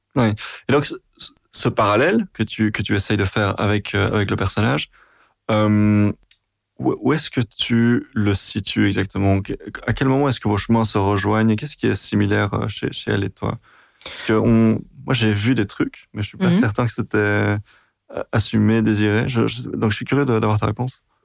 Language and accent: French; Brussels-Capital Region, Belgium; quand on est bruxellois